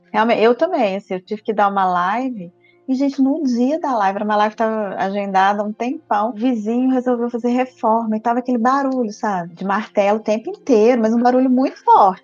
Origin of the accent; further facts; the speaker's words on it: Viçosa, Minas Gerais, Brazil; Interior de Minas, de Viçosa